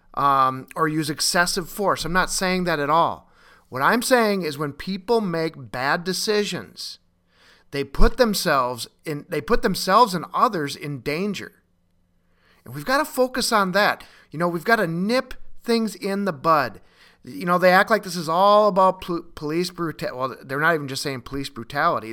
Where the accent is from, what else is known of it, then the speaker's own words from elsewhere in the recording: Minnesota, United States; in Minneapolis and Minnesota, my, my home state